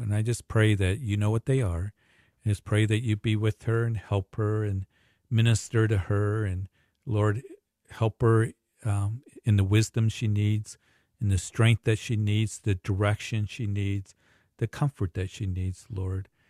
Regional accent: Kansas, United States; moved away; I had a large family back in Kansas when, growing up with many cousins.

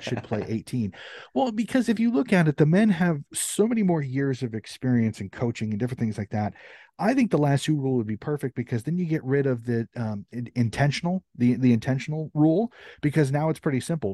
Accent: United States; as an American

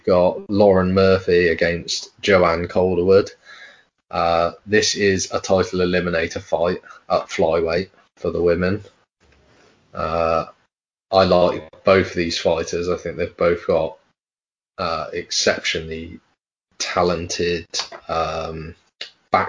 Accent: United Kingdom; we are both British ourselves

